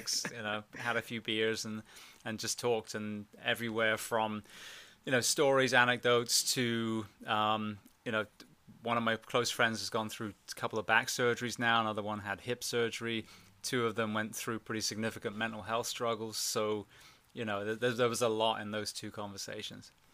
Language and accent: English; England, United Kingdom; also born or lived in Orlando / Miami area / California; now in United States; I'm from England originally